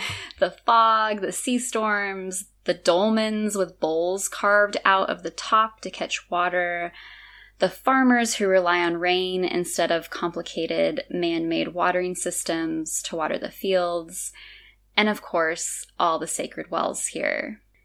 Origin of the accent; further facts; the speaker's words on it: California, United States; moved away as an adult; now in Azores, Portugal; being born and raised in California